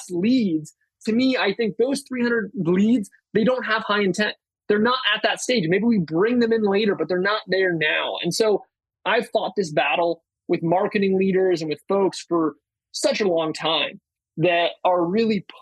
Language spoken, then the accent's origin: English; Berkeley, California, United States; I am from Berkeley